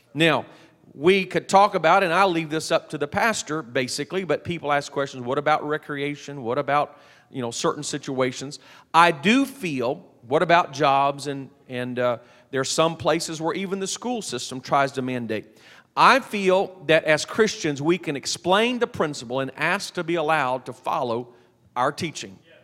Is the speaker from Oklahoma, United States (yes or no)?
no; Texas, United States; I'm from Texas